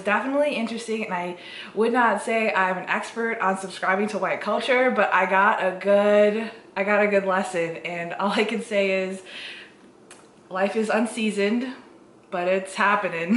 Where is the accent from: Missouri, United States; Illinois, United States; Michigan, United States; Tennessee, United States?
Illinois, United States; Chicago; also born or lived in Kerala, India / Muncie, Indiana; I grew up in Chicagoland with, you know, all of my family members always around me